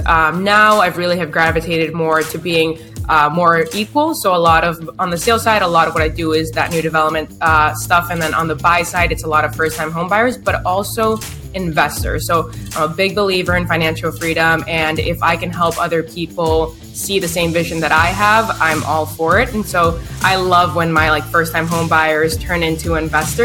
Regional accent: Boston, Massachusetts, United States; now in Chelsea, United States; I'm from Boston, Mass. I actually live in Chelsea now, which is right next to Boston

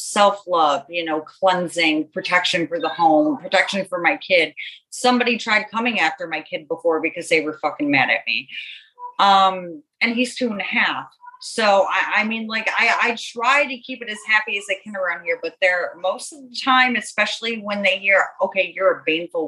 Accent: Buffalo, New York, United States; now in Florida, United States; I'm originally from Buffalo, New York. I'm in Florida now

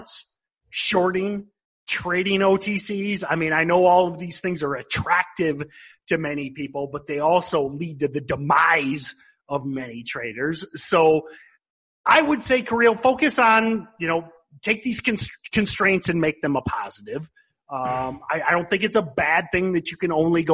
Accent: Midwest, United States; accent: Midwestern; my Midwestern accent

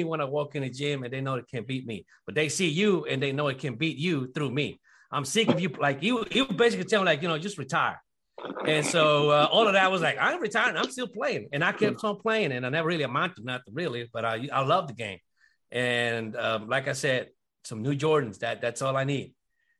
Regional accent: Mexico; moved away; my hometown in Mexico

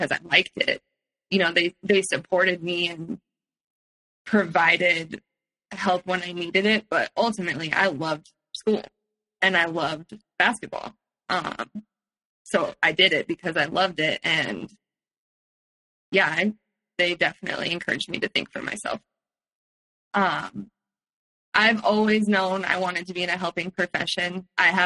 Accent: Palo Alto, California, United States; also born or lived in San Francisco; I grew up in Palo Alto and then moved to San Francisco later on.

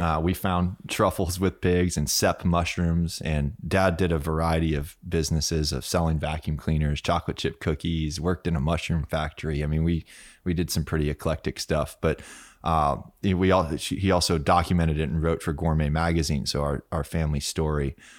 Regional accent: Key West, Florida, United States; also born or lived in France; I was born in Key West, in Stock Island, actually

